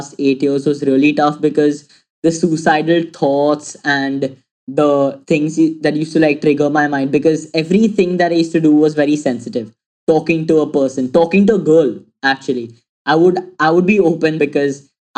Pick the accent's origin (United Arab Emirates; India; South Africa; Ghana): India; Mumbai, Maharashtra; I'm 17 years old and I'm from Mumbai.